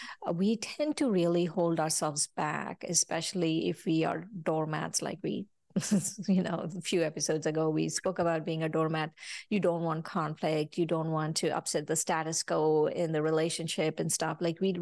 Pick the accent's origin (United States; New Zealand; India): India; I came from India and I realized I was going through jealousy